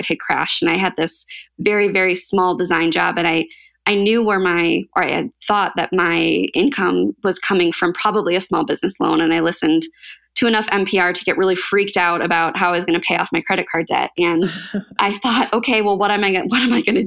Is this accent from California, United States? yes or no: no; St. Charles, Illinois, United States; also born or lived in Iowa; I grew up in the Chicago suburbs. So St. Charles, it's right outside of the city